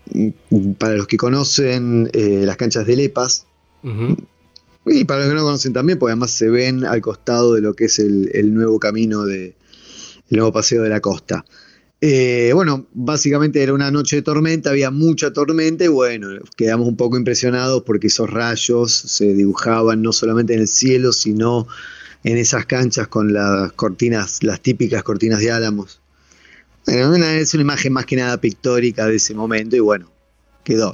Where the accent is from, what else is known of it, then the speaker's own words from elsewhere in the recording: Neuquén, Argentina; now in Buenos Aires, Argentina; nosotros tenemos base acá, pero somos neuquinos y vamos a seguir siéndolo eternamente